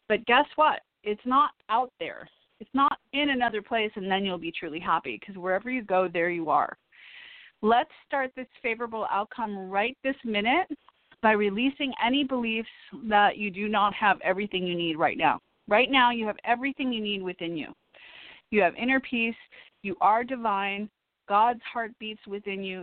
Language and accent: English; Illinois, United States; now in Los Angeles, United States; I'm from Illinois. My parents live in Woodstock. Illinois, little tiny town